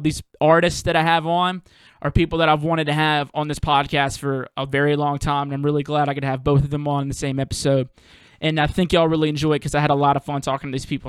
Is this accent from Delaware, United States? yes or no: no; Mississippi, United States; moved away as an adult; now in New Orleans, United States; I'm originally from Mississippi, but I live in New Orleans now